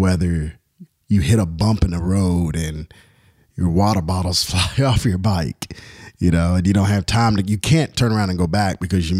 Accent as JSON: {"language": "English", "town": "Louisville", "region": "Kentucky", "country": "United States", "tie": "born or raised there"}